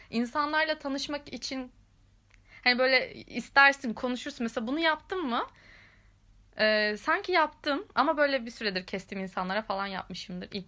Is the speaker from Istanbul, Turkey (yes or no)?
no; Ankara, Turkey; ben Ankaralıyım falan ayağına hemen e, bürünüyorum